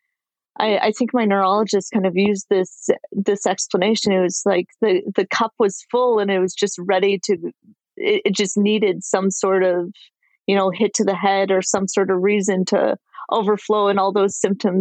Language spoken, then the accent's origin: English; Ottawa, Ontario, Canada; now in San Jose, United States; I'm living in San Jose. I'm actually originally from Ottawa, Canada, and we'll be moving back there in a few months.